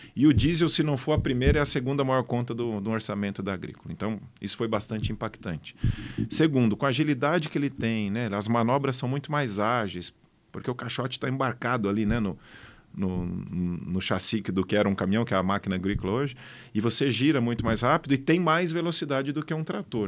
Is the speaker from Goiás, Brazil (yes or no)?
no; São Paulo, Brazil; also born or lived in Botucatu; eu já nasci em São Paulo, mas sempre tentei fugir de São Paulo para o interior